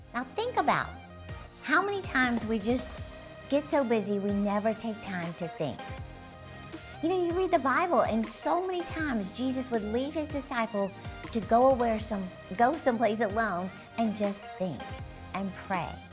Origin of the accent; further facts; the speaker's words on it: Dallas, Texas, United States; my hometown, basically, Dallas, Texas